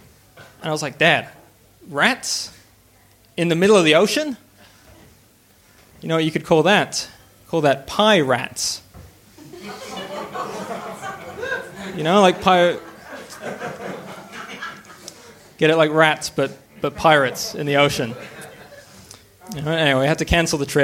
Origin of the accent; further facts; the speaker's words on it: Canada; now in Australia; I grew up in Canada.